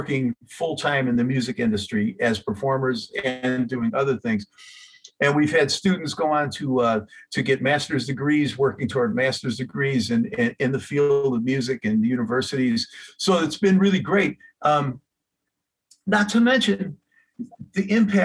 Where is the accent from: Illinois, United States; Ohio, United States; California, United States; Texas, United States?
Illinois, United States; Chicago; I'm from Chicago